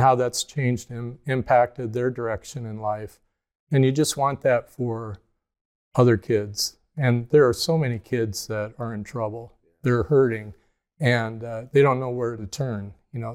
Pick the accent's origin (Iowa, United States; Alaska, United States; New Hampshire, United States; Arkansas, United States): Iowa, United States; Mechanicsville; I grew up in Cedar County, Iowa, uh, east of Cedar Rapids, outside a little town, Mechanicsville